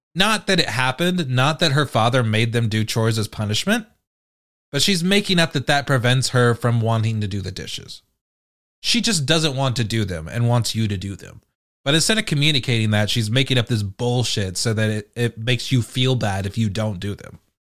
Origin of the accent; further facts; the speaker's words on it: United Kingdom; I'm British